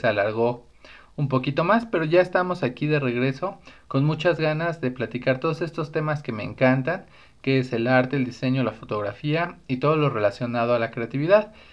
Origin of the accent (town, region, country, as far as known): Mexico